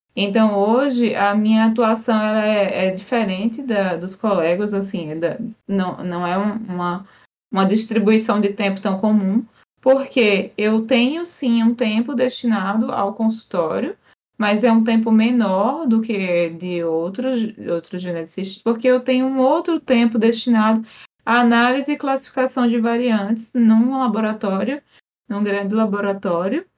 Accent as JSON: {"language": "Portuguese", "region": "Paraíba", "country": "Brazil", "moved": "yes", "said": "lá da Paraíba, de onde eu sou de origem"}